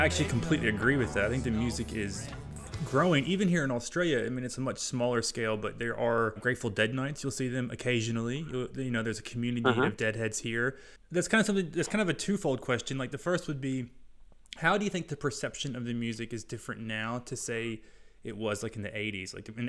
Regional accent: Owensboro, Kentucky, United States; I'm from Owensboro, Kentucky, and we have the International Bluegrass Museum.

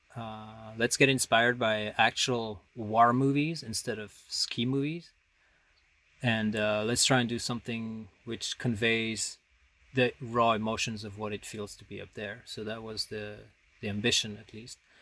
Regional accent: Paris, Île-de-France, France; moved away as an adult; also born or lived in the Alps; I grew up in Paris

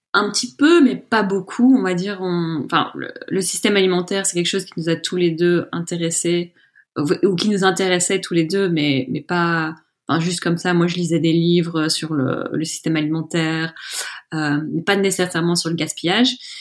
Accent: Brussels, Brussels-Capital Region, Belgium; also born or lived in Scotland; j'ai grandi à Bruxelles

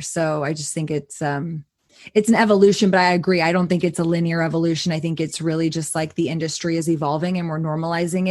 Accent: Austin, Texas, United States; growing up in Austin, I grew up going to um, a smoke shop called Planet K

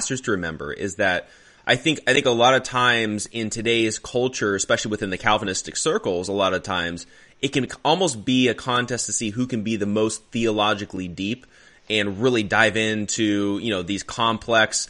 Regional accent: Arizona, United States; moved away; I grew up in Arizona, and we went to a church out there in Arizona

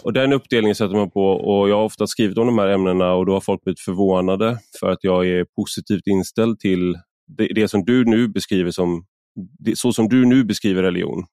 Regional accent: Sweden; also born or lived in Odense, Denmark; jag var svensk

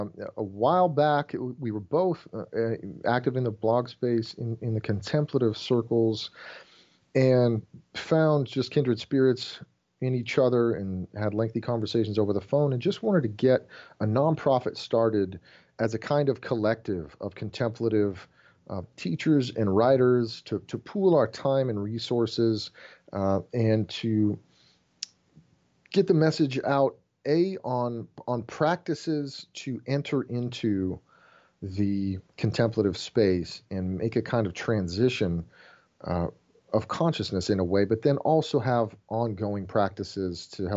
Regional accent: Germany; now in United States; I grew up in Germany in the missions field and had moved back to the States, and there's this reverse culture shock.

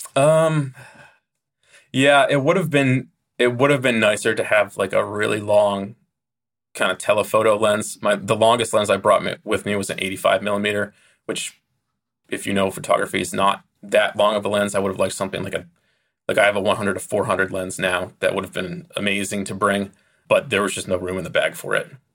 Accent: United States; as an American

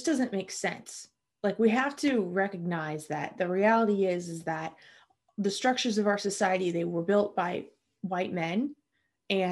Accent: United States; I'm American

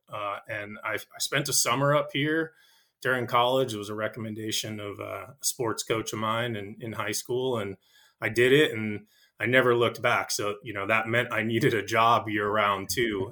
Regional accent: Nashua, New Hampshire, United States; I grew up in Nashua, New Hampshire

